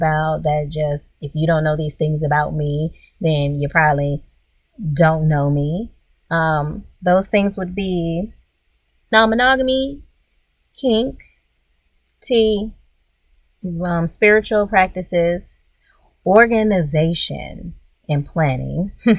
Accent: Louisiana, United States; also born or lived in New York; So I was born in Louisiana. I'm an Army rat, so I was born in Louisiana, but we immediately moved to upstate New York. However, we moved back to northern Louisiana, where my parents are from, before I was in middle school.

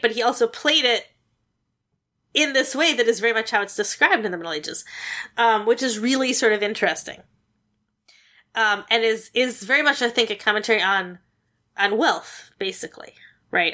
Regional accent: United States; as an American

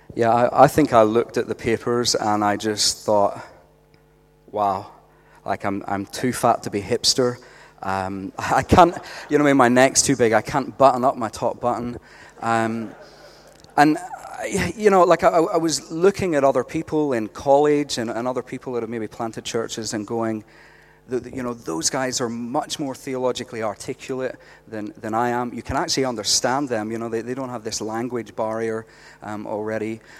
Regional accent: Northern Ireland, United Kingdom; moved away as an adult; now in Australia; I'm from Northern Ireland. Uh, we came out here about eight years ago, and uh, we've made Australia our home

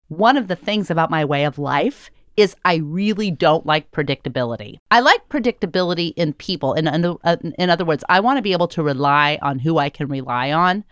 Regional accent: United States; as an American

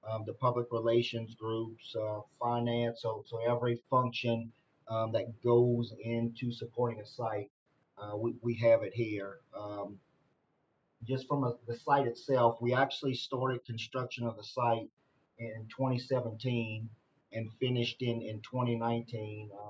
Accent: South Louisiana, United States; moved away as an adult; now in Texas, United States; I was born and raised in South Louisiana

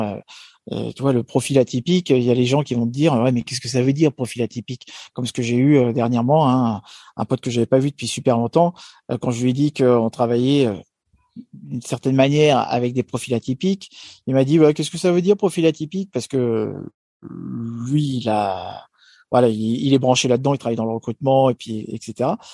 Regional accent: France

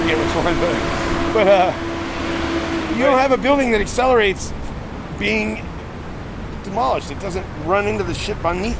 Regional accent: Arizona, United States; also born or lived in Hawaii; And I came here from Arizona. Well, I went through Hawaii, which was weird, but 3 years in Hawaii

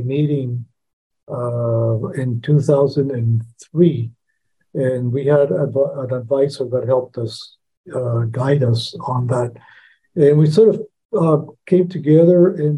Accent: El Salvador; now in United States; And I was born in El Salvador, but because of my mom was able to eventually immigrate into the U.S. After El Salvador had a civil war in the 70s. So I've been here from 1982 on.

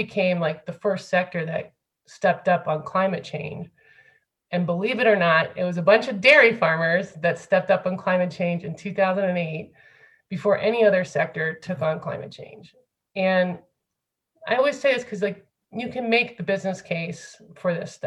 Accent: Findlay, Ohio, United States; moved away as an adult; also born or lived in France; I'm from Flag City, Ohio, USA, like Findlay, Ohio.

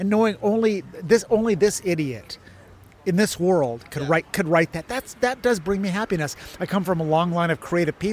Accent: Pasadena, California, United States; I grew up in Pasadena

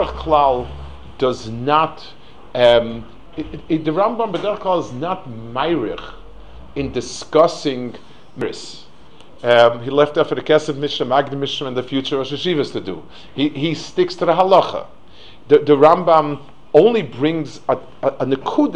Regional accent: New York City, New York, United States; I grew up in Lower East Side, and Rav Altuski was my Rebbe in 8th grade

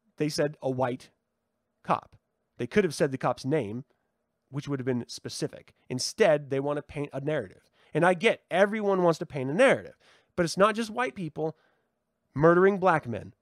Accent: United States; I'm an American

